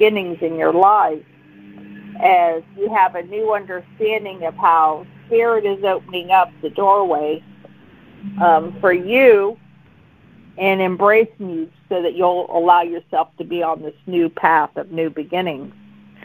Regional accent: McKeesport, Pennsylvania, United States; I'm from McKeesport in Pittsburgh

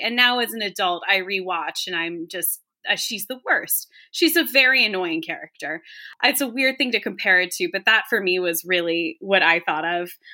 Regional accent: Virginia, United States; I grew up in Virginia.

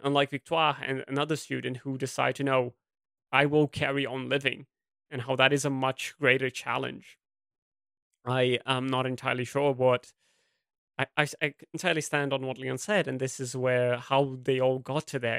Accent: Brazil; English is a second language; a Brazilian academic

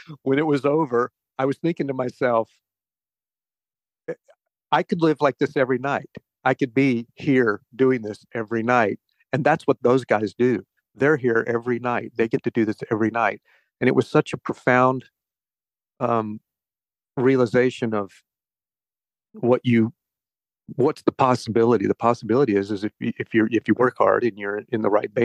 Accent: Conway, South Carolina, United States; I grew up in South Carolina. I grew up down like Conway, Myrtle Beach area.

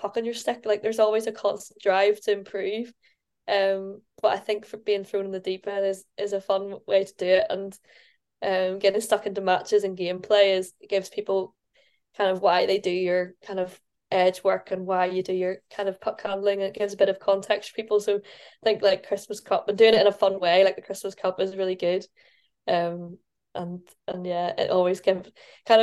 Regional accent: Northern Ireland, United Kingdom; moved away as an adult; now in Scotland, United Kingdom; being Northern Irish

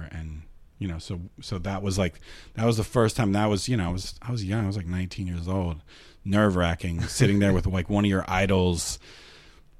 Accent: Pennsylvania, United States; moved away as an adult; also born or lived in Minneapolis; I grew up in Pennsylvania, but I moved to Minneapolis when I was about 19 or something

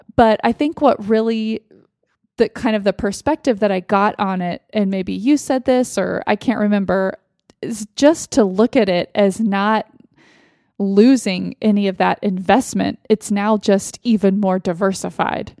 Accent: Austin, Texas, United States; moved away; in Austin, in my hometown.

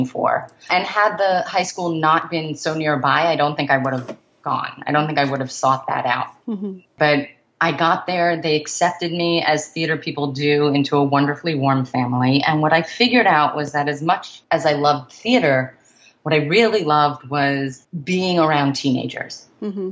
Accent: Oceanside, New York, United States; moved away as an adult; I grew up in Oceanside

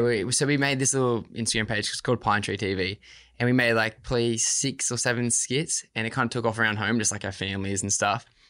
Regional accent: Gerringong, New South Wales, Australia; I was from Jerringong

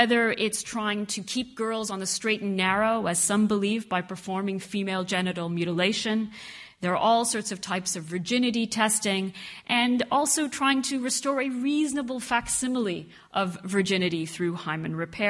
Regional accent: Canada; I am half Egyptian, I am Muslim, but I grew up in Canada, very far from my Arab roots.

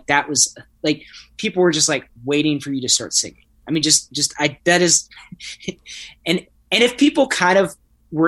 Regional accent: Nashville, Tennessee, United States; growing up in Nashville

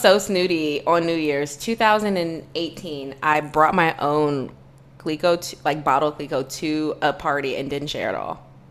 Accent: Virginia, United States; we're both from Virginia

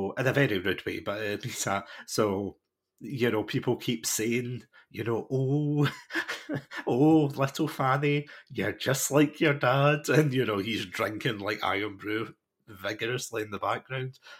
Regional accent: Scotland, United Kingdom; I'm watching this as a Scottish person

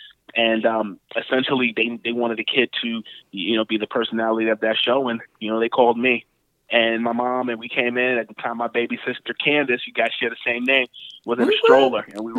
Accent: United States; also born or lived in Harlem, New York / northern New Jersey; I legitimately spent split time between northern New Jersey and Harlem, and the Bronx and all over. So I split time between both. My dad's from Jersey. My mom's from Harlem.

